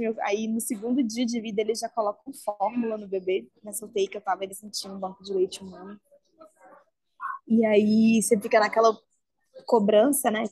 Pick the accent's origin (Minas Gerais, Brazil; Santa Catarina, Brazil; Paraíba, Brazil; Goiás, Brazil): Minas Gerais, Brazil; Belo Horizonte; eu sou de Belo Horizonte